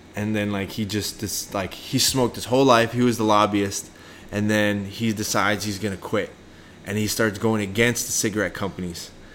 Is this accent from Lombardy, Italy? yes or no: yes; Bergamo, Lombardy, Italy; moved away; also born or lived in Milan / Stezzano; I was born in Milan, but I lived in uh, a city called Bergamo and another city called Stezzano. So if you lived in Bergamo and you have like that kind of accent, it's called Bergamasco.